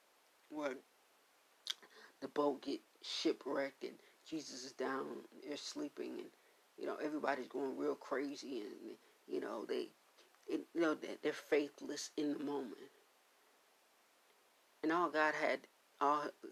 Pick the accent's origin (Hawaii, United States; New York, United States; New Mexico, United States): New York, United States; Buffalo; I grew up in New Zion Baptist Church there in Buffalo, New York